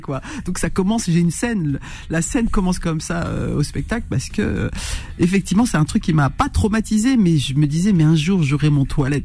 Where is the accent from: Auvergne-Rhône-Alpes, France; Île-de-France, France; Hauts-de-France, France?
Hauts-de-France, France; Roubaix; j'ai grandi, je suis né euh, à Roubaix